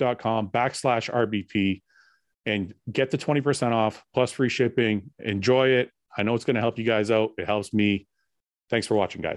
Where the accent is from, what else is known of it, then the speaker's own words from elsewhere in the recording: Canada; I was born in Canada, so my parents cut the Italian part off.